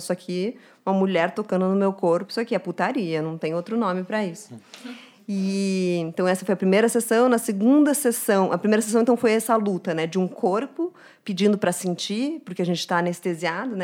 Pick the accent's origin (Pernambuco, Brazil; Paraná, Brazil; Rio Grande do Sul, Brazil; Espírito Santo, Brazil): Paraná, Brazil; Curitiba; now in São Paulo, Brazil; quando vim para São Paulo, sou de Curitiba